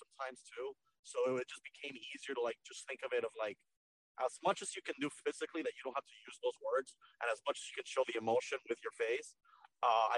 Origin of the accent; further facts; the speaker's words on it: Mexico; now in Miami, United States; I was born in Mexico. My parents are Cuban and my dad's Cuban